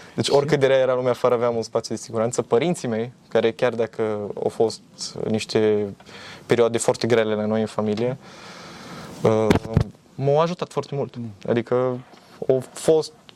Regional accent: Romania; noi ca români

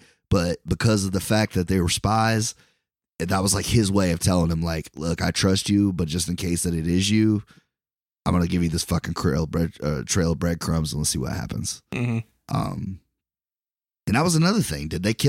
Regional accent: Brooklyn, New York, United States; I'm from Brooklyn, you know?

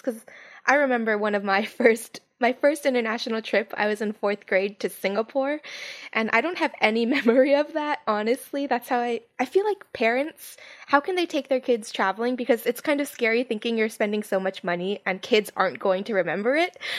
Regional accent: Hawaii, United States; I was from Hawaii

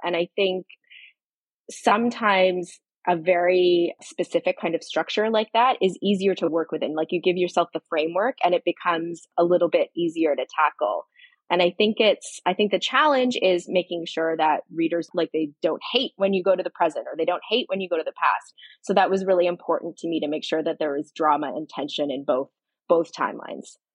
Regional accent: Barry's Bay, Ontario, Canada; moved away as an adult; also born or lived in Australia; now in Toronto, Canada; I grew up down a dirt road in the bush on a lake

